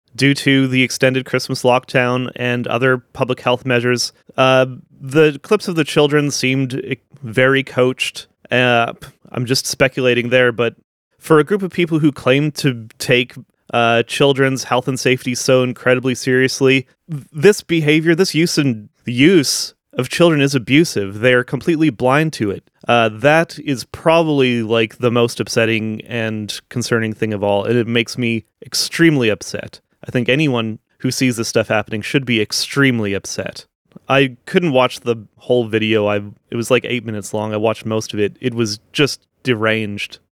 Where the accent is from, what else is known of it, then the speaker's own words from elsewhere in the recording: Niverville, Manitoba, Canada; Where I grew up in Niverville, there's, like, I think there was, like, eight churches when I was growing up there.